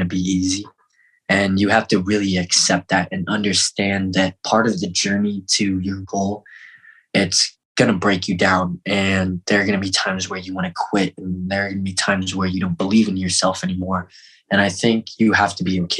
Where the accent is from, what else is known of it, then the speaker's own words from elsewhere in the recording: Fort Collins, Colorado, United States; also born or lived in Seoul, South Korea / Denver; we grew up on a farm in Fort Collins